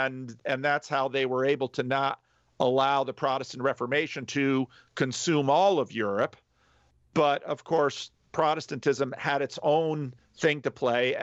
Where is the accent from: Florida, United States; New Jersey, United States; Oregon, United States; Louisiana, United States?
New Jersey, United States; I'm from New Jersey